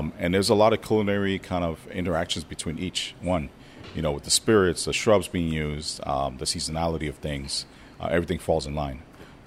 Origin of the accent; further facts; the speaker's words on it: New York, United States; moved away as an adult; now in Oakland, United States; I'm from New York